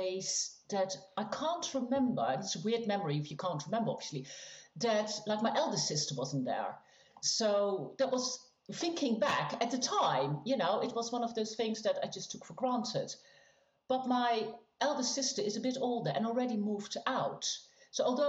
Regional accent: Netherlands; moved away as an adult; now in England; I grew up in the Netherlands. I'm in England now.

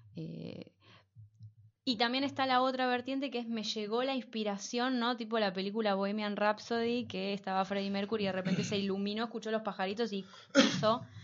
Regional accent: Buenos Aires, Argentina; also born or lived in Bernal; me considero, de lo que yo me considero parte, que es esta cosa del, porteño

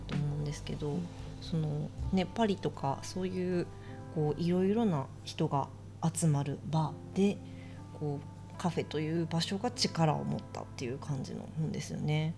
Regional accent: Osaka, Japan; moved away as an adult; also born or lived in New York, United States; now in Tokyo, Japan; 私大阪出身で大阪の実家からいっぺんニューヨークに

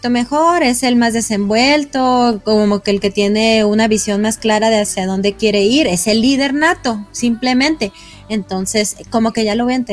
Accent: Mexico; yo sí sabía que era niño, pero yo como mexicana, pues decía

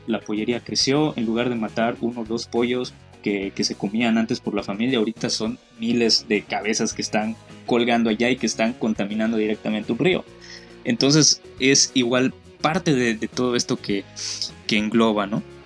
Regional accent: Yucatán, Mexico; como yucateco

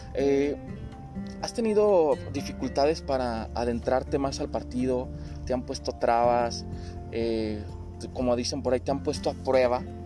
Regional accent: Mexico; como buenos ciudadanos, como buenos mexicanos

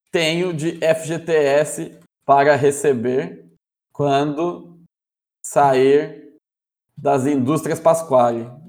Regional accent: Brotas, São Paulo, Brazil; Sou natural de Brotas e filho de armênios.

